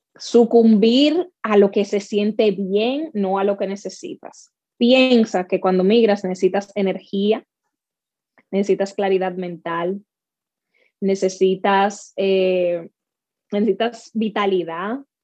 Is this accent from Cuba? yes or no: no; Dominican Republic; now in North Carolina, United States; Yo me crié en República Dominicana